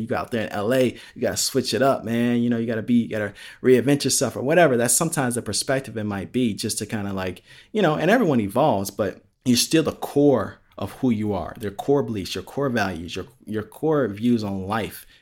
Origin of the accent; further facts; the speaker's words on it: Palos Hills, Illinois, United States; moved away; growing up in Illinois and growing up in Palos Hills